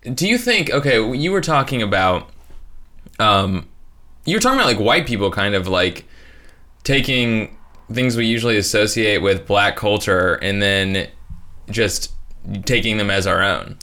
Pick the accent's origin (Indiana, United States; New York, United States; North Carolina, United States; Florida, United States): Indiana, United States; northern